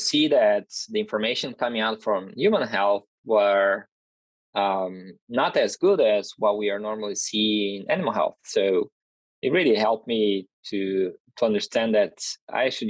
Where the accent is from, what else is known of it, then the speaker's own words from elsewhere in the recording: Brazil; moved away as an adult; also born or lived in Minnesota, United States; now in North Carolina, United States; And I'm originally from Brazil, so my master's and PhD were done